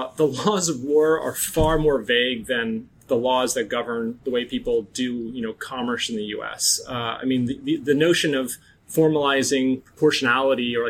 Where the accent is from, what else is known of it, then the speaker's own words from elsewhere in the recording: North Dakota, United States; I'm from North Dakota